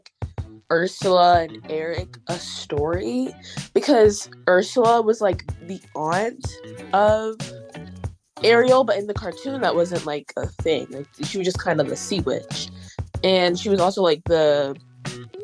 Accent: Nigeria; I'm Nigerian

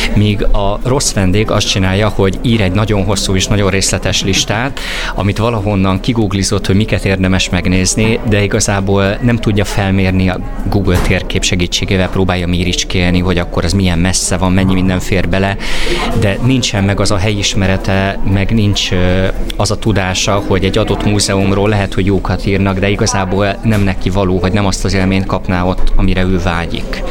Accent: Hungary; mi magyarok

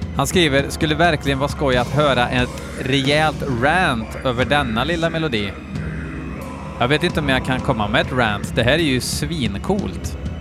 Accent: Sweden

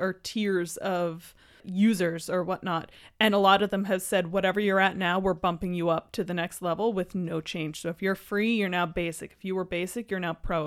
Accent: Halifax, Nova Scotia, Canada; moved away; I'm, I'm from Halifax

